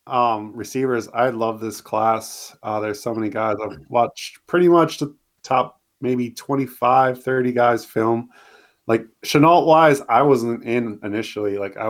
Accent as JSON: {"language": "English", "region": "Minnesota", "country": "United States", "moved": "yes", "said": "I'm from Minnesota."}